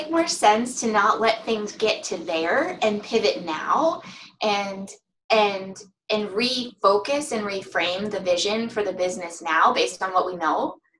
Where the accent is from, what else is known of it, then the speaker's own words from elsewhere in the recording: Ireland; I'm Irish, so we have a special way of making coffee.